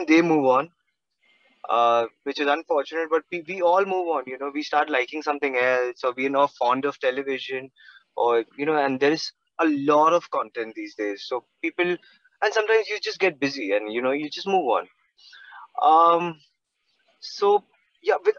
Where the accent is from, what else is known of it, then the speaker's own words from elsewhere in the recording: Mumbai, Maharashtra, India; I'm born and raised in Mumbai.